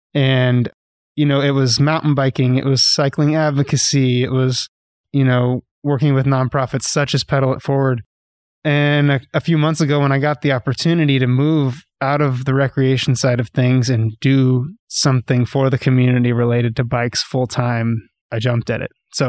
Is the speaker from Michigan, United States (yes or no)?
no; Dallas, Texas, United States; now in Northwest Arkansas, United States; I grew up in Texas, okay. Dallas, Texas.